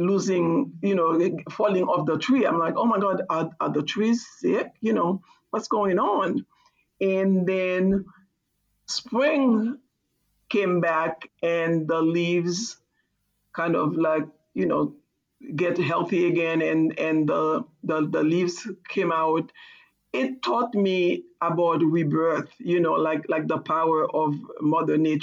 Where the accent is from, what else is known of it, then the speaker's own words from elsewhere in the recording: Haiti; also born or lived in Boston; now in United States; I'm from Haiti and I didn't grow up with fall